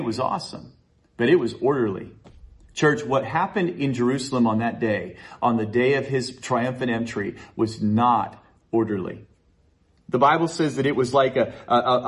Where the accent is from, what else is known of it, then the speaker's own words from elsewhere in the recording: Chilliwack, British Columbia, Canada; I grew up in Chilliwack